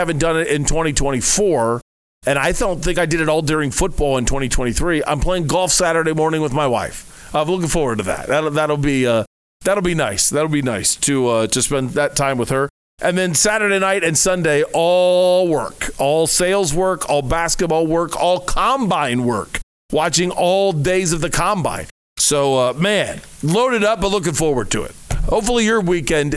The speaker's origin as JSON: {"language": "English", "region": "Ohio", "country": "United States", "moved": "yes", "lives_now": "Arizona, United States", "said": "I'm from Ohio"}